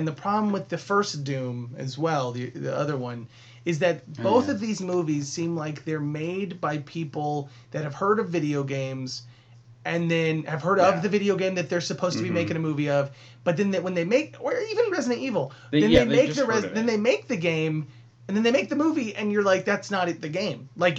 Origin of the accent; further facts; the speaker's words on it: Scotland, United Kingdom; I'm Scottish.